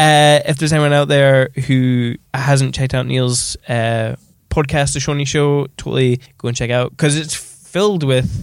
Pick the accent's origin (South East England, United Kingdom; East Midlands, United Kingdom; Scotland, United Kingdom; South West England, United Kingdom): Scotland, United Kingdom; So you seem more genuine and being Scottish, you speak like me.